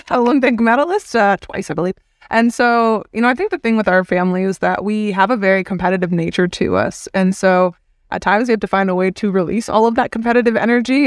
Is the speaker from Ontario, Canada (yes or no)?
yes; Hamilton, Ontario, Canada; as a kid growing up in Canada